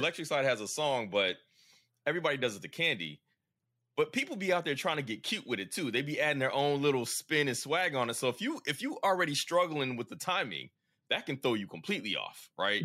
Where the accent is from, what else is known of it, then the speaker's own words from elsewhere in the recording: the South, United States; as a Southerner